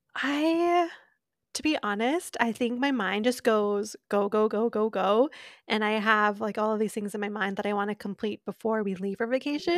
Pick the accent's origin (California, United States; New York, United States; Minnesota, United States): Minnesota, United States; I'm a Minnesotan.